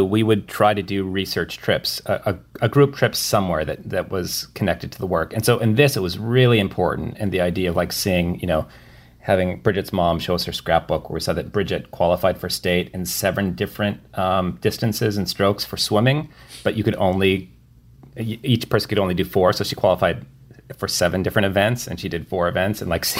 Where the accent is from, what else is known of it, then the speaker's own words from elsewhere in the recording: Midwest, United States; and also because we're from the Midwest